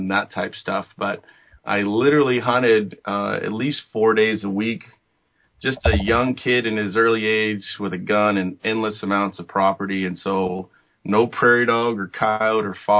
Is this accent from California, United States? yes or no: yes; Southern California, United States; born and raised in Southern California